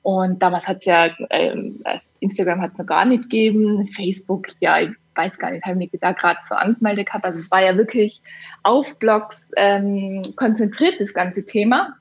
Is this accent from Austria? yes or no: yes; Innsbruck, Tyrol, Austria; auf Innsbruck bezogen, auf meine Heimatstadt